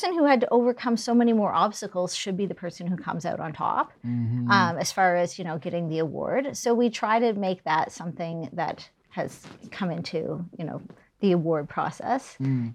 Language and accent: English; New Brunswick, Canada; also born or lived in Calgary; now in Halifax, Canada; I'm from New Brunswick.